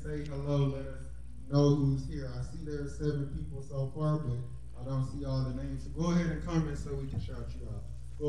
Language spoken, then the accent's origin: English; Palestine, Texas, United States; now in Atascocita, United States; I'm in Atascocita, the Eagle, but I'm still born and raised in Palestine. I never forget where I come from.